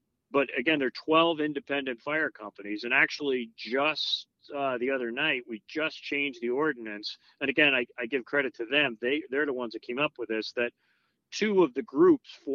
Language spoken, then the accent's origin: English; Long Island, New York, United States; now in Connecticut, United States; I grew up in Long Island in a very busy volunteer fire department before I came to Connecticut